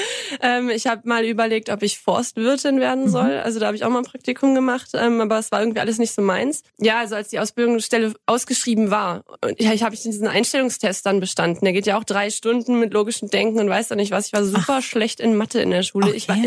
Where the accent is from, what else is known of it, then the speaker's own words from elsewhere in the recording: Kreis Viersen, North Rhine-Westphalia, Germany; moved away as an adult; also born or lived in Krefeld; now in Markgräflerland, Germany; komme aus dem Kreis Viersen. Äh, in Bremt, das ist so ein Zweihundert-Seelen-Einwohnerdorf, ein winzig kleines, süßes Dörfchen. Ähm, da bin ich aufgewachsen